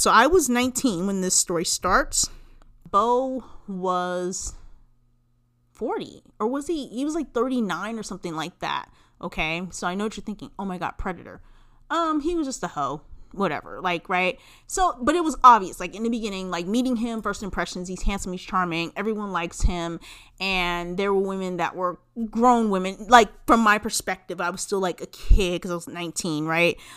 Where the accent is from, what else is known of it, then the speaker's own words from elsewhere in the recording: California, United States; I am originally from California